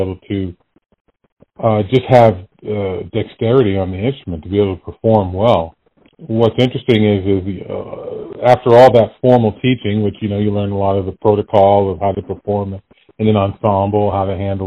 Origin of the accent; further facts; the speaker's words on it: Sharon, Massachusetts, United States; moved away as an adult; also born or lived in Boston, Massachusetts / California; I was born in Boston, Massachusetts, and grew up in a suburb of Sharon, Massachusetts